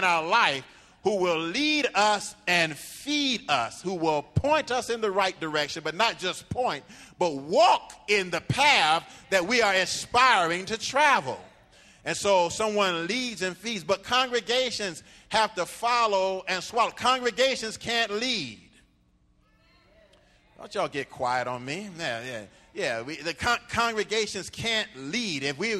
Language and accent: English; Miami, Florida, United States; I'm from Liberty City, and I'm from Scott Projects, the Poking Beans. That's where I'm from. I'm from. Yeah, I may live someplace else